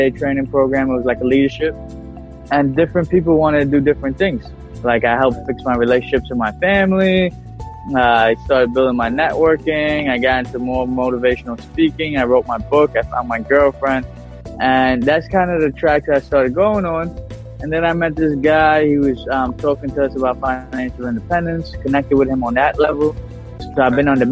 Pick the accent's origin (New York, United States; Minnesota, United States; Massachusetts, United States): New York, United States; New York City; I was born in Bensonhurst, Brooklyn. Born and raised